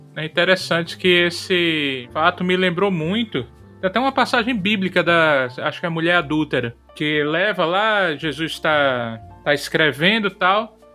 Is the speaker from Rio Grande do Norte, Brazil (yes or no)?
yes; Rio Grande do Norte, Brazil; Eu sou do Rio Grande do Norte